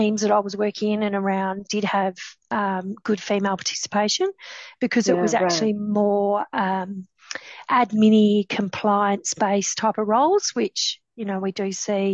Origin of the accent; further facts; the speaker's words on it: the Pilbara, Western Australia, Australia; I grew up in the Pilbara